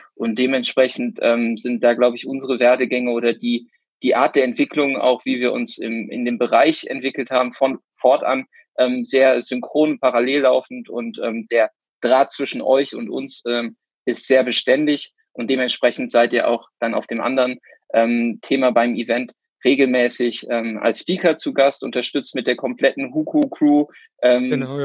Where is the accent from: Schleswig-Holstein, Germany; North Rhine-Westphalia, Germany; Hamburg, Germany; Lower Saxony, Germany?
North Rhine-Westphalia, Germany; Cologne; komme aus Köln